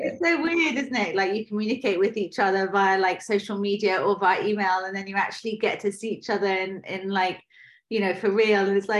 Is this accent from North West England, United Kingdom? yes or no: no; London, United Kingdom; Yeah, I'm in London. No, I'm in my hometown.